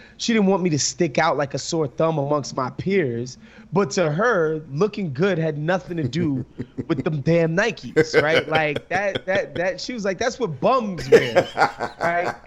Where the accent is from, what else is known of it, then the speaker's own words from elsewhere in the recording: New York City, New York, United States; growing up in New York, in Brooklyn and Queens specifically